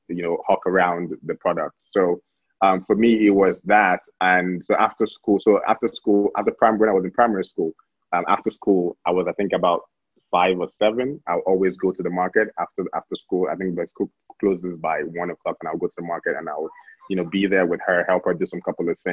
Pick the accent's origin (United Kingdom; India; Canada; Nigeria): Nigeria; Abuja, Federal Capital Territory; also born or lived in Delta State, Nigeria; I was born in Delta State, but I grew up here in Abuja.